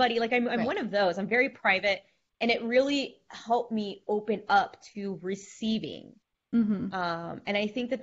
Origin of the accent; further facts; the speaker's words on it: the South, United States; we grew up in the South